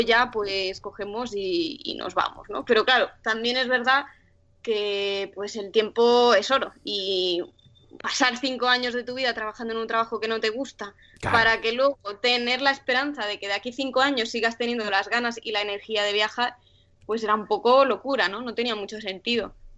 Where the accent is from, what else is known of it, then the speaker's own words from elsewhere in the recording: Sant Boi de Llobregat, Catalonia, Spain; moved away as an adult; Somos los dos de San Boy de Llobregat, que ah, es pueblo al lado de Barcelona